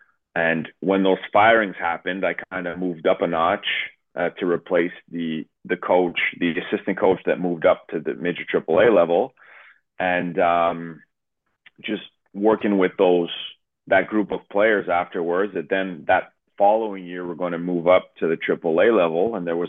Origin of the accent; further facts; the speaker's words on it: Montreal, Quebec, Canada; I'm from Montreal. My mother's, you know, English.